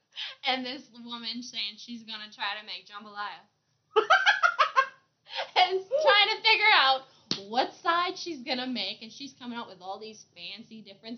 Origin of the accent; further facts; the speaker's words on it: Cajun, Louisiana, United States; being a Cajun girl myself.